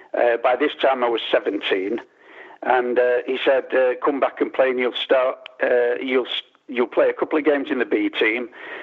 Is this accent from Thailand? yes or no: no; Manchester, North West England, United Kingdom; also born or lived in Openshaw, Manchester; I was actually born in Openshaw, which is not far from City's ground now, but I was brought up in Withenshaw, South Manchester, but a Manchester lad